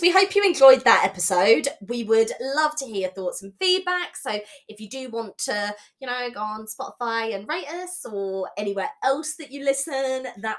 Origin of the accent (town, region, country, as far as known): England, United Kingdom